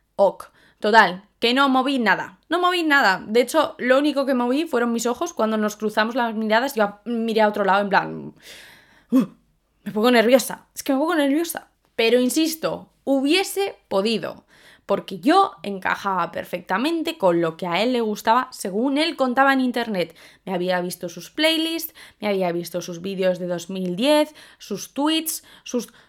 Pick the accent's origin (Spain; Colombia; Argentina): Spain; also born or lived in London; las españolas. ¿Por qué? Porque somos morenas